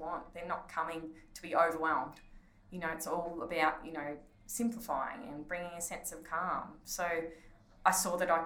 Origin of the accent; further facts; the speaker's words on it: Ballarat, Victoria, Australia; in Ballarat, in like close to my hometown